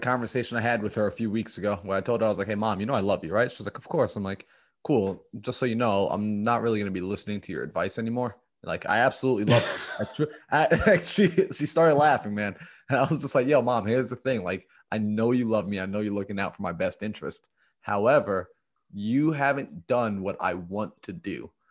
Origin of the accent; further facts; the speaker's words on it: New York, United States; I came from New York. I'm from New York. That's where I'm based